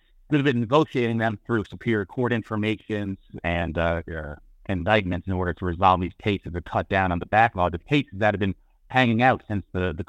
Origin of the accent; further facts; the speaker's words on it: Monticello, New York, United States; also born or lived in Middletown, New York / Goshen, New York; I was born in Middletown. I was raised in the village of Monticello my entire life. I still live in the village of Monticello.